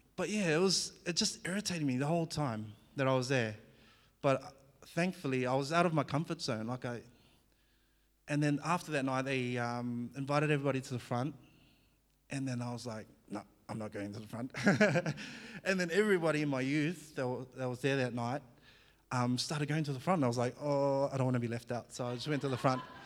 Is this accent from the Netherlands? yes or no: no; New Zealand; accent: Kiwi; English is a second language; moved away as an adult; also born or lived in Fiji / Albury-Wodonga, Australia; now in Australia; I was born in Fiji, and I, um, grew up in New Zealand by the age of four, so I did all my schooling in New Zealand. So you might hear a bit of a, a Kiwi accent now and again